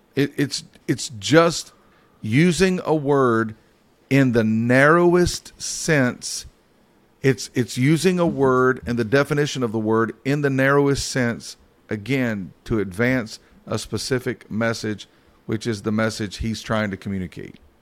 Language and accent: English; Mount Airy, North Carolina, United States; when I was a kid, I grew up in Mount Airy, North Carolina.